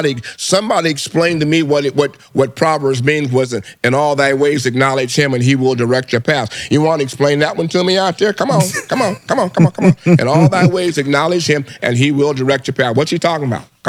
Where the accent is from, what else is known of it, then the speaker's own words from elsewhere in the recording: Detroit, Michigan, United States; I'm in here from Detroit. Glad to see you, young man.